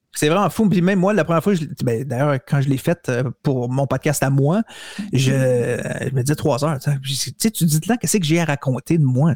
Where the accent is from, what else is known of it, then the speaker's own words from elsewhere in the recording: Montreal, Quebec, Canada; moi, je suis de Montréal, je reste pas à Calgary